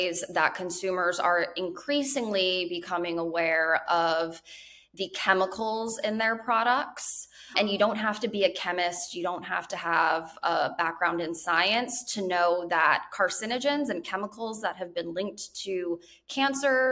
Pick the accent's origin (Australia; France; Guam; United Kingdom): Guam; I was actually born and raised on the U.S. territory of Guam